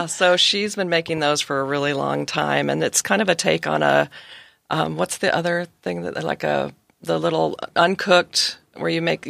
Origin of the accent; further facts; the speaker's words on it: Redwood City, California, United States; born there; Yeah, so I was born in the Bay Area, up in the Redwood City, Santa Clara area, and I've moved and lived and traveled all over the world